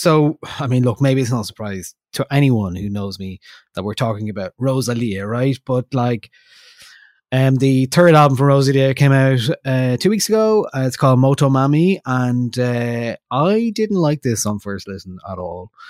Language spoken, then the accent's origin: English; Ireland; we're from Ireland, we speak English